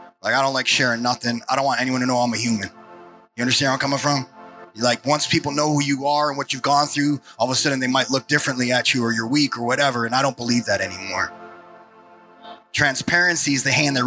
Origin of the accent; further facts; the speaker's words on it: New York, United States; now in Portland, United States; I'm a New Yorker